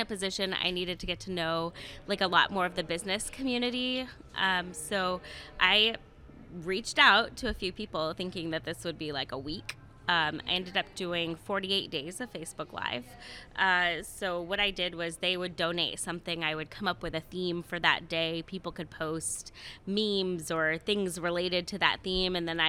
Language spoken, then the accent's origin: English; East Coast, United States; now in Columbus, United States; So I'm a transplant from the East Coast.